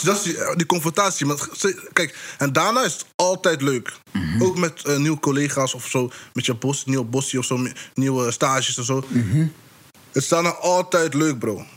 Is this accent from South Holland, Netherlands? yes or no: no; North Brabant, Netherlands; Kijk, wij komen uit Brabant. Misschien kan je horen aan mijn accent een beetje soms. Maar wij komen uit Brabant